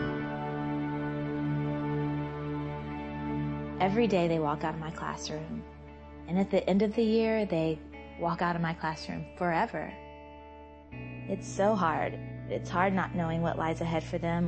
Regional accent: Georgia, United States; I grew up in Georgia, mostly at my grandmother's house because my mom and dad were divorced

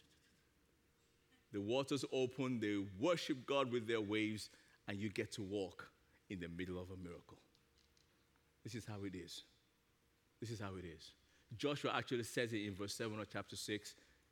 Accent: Nigeria; moved away; As a little kid growing up in Nigeria

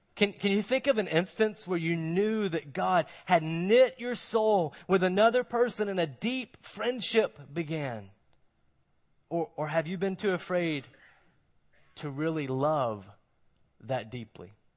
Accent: Moncks Corner, South Carolina, United States; now in Mount Pleasant, United States; I'm from Monk's Corner

